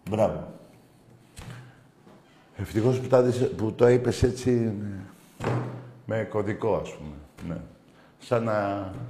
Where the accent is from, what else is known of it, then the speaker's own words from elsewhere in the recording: Zefyri, Attica, Greece; Ναι, είμαι από Ζεφύρι ΑΕΚ.